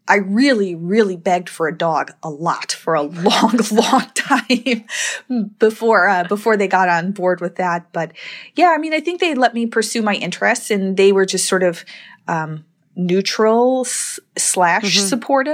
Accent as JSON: {"language": "English", "region": "Wisconsin", "country": "United States", "tie": "born or raised there", "said": "In Wisconsin."}